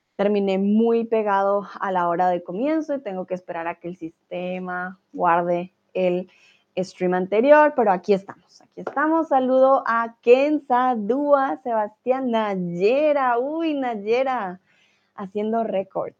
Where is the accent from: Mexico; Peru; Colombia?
Colombia; first language Spanish; now in Germany; Soy de Colombia, vivo en Alemania